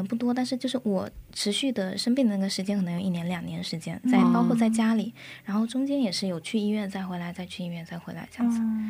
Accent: China; moved away as an adult; now in South Korea; 然后我来自中国，现在在韩国读研究生

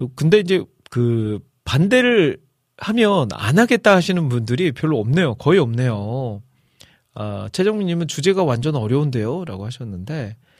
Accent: Iksan, North Jeolla, South Korea; accent: Chungcheong-Jeolla mixed dialect; now in Seoul, South Korea; 또 제가 또 전라북도 익산 출신으로서

